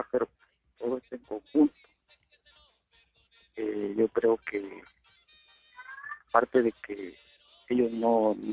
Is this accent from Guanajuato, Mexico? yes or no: no; Tabasco, Mexico; now in Chihuahua, Mexico; yo soy del estado de Tabasco, este, pero radico aquí en Chihuahua.